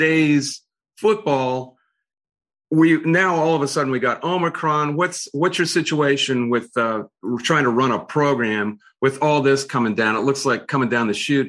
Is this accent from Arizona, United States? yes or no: no; Ohio, United States; I'm from Ohio